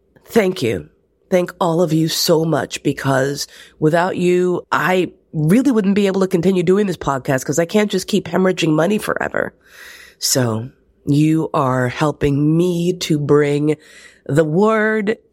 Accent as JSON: {"language": "English", "country": "United States", "said": "I am also American with hogtied language skills"}